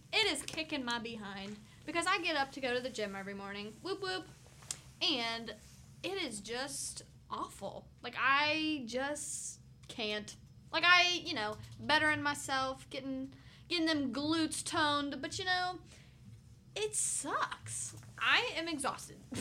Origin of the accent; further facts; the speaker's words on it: Williamsburg, Virginia, United States; I'm from Williamsburg, Virginia, where I live with my parents